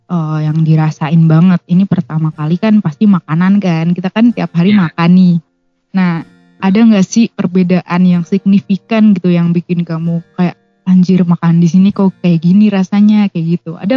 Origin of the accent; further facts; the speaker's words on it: Blora, Central Java, Indonesia; Kalau aku sih deket banget sih sebenarnya kalau dari Semarang, dari Blora. Blora itu ada di kabupaten deket banget sama Jawa Timur.